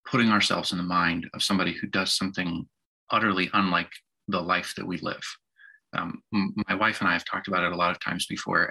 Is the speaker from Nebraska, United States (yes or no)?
yes; Nebraska, United States; I grew up in the Corn Belt in Nebraska